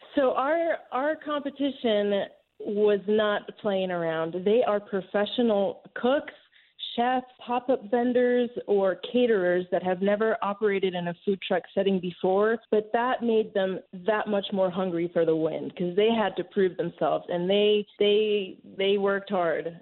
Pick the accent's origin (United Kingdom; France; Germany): France; now in Atlanta, United States; I was born and raised in France